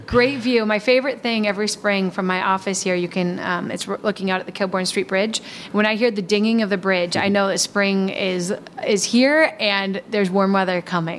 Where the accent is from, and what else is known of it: Milwaukee, Wisconsin, United States; born or raised there